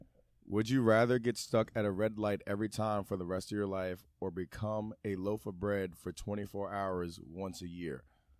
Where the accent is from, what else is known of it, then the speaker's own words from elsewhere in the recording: New Kent, Virginia, United States; moved away as an adult; also born or lived in Henrico, Virginia / Manchester, Virginia; now in Richmond, United States; I grew up in New Kent, so it's about 40 minutes away.